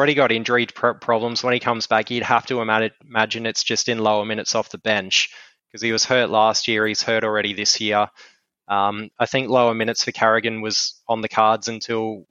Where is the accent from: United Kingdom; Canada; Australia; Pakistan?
Australia; Queensland; as a Queenslander